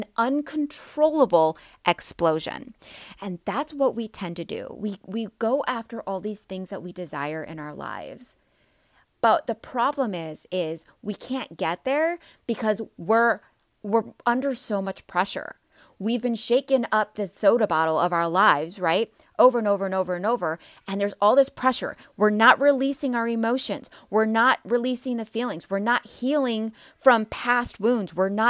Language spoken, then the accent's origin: English; Midwest, United States; I've lived all over the place, but I'm from the Midwest, so I say soda and pop, okay?